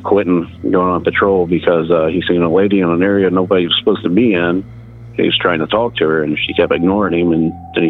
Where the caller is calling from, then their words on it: Indiana, United States; from Indiana.